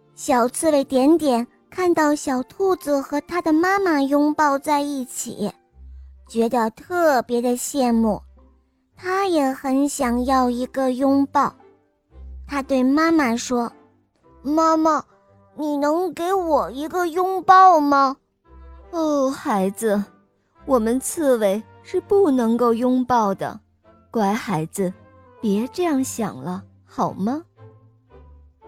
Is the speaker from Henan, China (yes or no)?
yes; Xinxiang, Henan, China; 我今年六岁了，我来自新乡